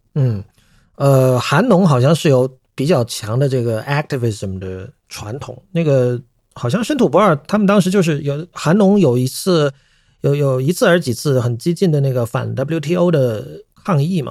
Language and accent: Chinese; China; first language Chinese; 我们身为中国人